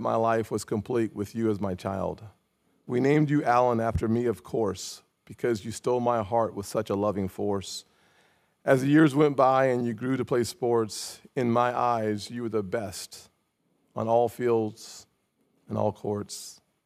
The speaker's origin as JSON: {"language": "English", "town": "Charleston", "region": "South Carolina", "country": "United States", "tie": "born or raised there", "said": "the College of Charleston in, in my hometown"}